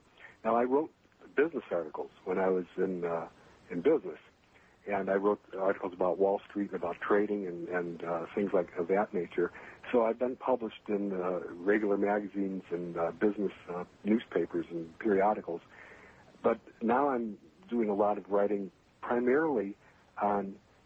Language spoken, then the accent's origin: English; Chicago, Illinois, United States; moved away as an adult; also born or lived in Minnesota / West Coast / Las Vegas / New York City; I was born in Minnesota, but I grew up in the Chicagoland area where I happen to be right now.